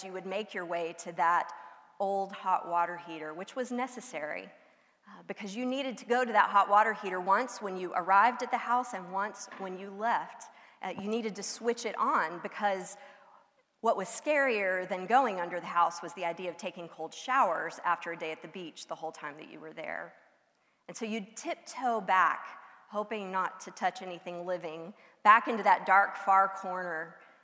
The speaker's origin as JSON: {"language": "English", "area": "outside the Houston area", "region": "Texas Gulf Coast", "country": "United States", "tie": "born or raised there", "said": "I grew up outside the Houston area, but close enough to the coast to just drive down to the beach for a weekend"}